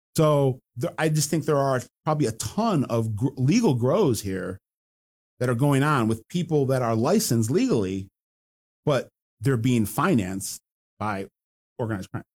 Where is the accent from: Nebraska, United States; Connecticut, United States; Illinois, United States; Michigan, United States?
Michigan, United States; Detroit; my hometown